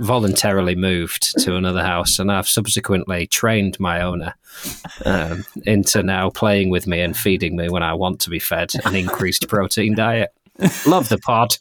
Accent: Lancaster, North West England, United Kingdom; the people of my hometown

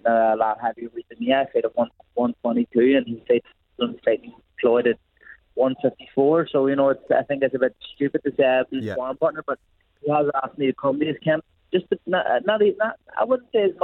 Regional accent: Belfast, Northern Ireland, United Kingdom; we're both from Belfast

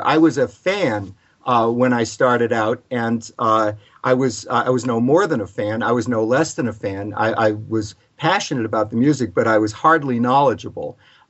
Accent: Providence, Rhode Island, United States; I'm from Providence, Rhode Island. Was fortunate enough to grow up there. Become a teenager in the late 1960s when there was a small but vibrant coffee house scene.

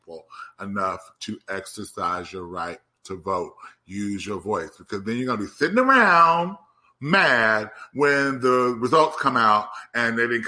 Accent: Compton, California, United States; also born or lived in Los Angeles; I'm from Compton

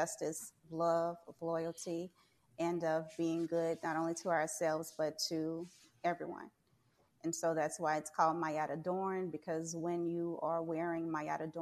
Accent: Port Allen, Louisiana, United States; also born or lived in New Roads, Louisiana / Baton Rouge, Louisiana / New Orleans, Louisiana; I am a native of Port Allen, Louisiana

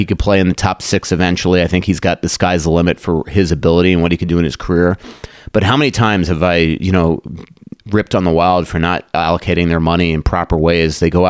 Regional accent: Long Island, New York, United States; when I was a kid growing up on Long Island

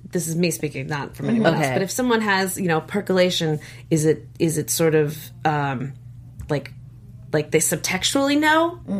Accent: Houston, Texas, United States; I am from Houston, Texas.

